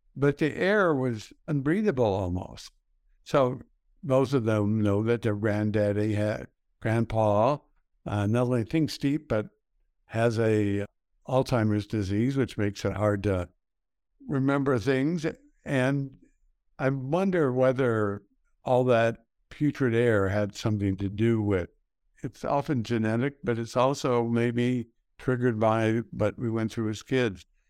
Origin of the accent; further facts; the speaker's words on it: El Paso, Texas, United States; I grew up in El Paso, Texas. I grew up in the west side of El Paso.